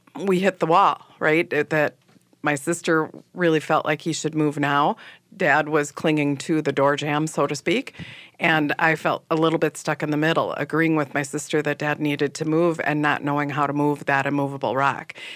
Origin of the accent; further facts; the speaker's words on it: Manitowoc, Wisconsin, United States; now in Minneapolis, United States; I grew up in Manitowoc, Wisconsin, which is on Lake Michigan